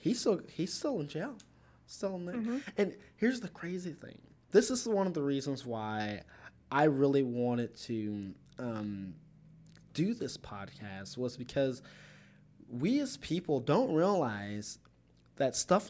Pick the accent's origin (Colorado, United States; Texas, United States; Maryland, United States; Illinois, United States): Illinois, United States; So we're in Indiana, but I am from Indiana, Illinois.